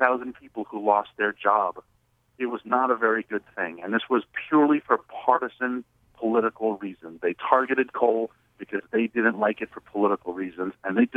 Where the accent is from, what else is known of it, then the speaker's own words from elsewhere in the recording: New York City, New York, United States; now in Washington, D.C., United States; I'm originally from New York City. I don't live there anymore. I live in D.C.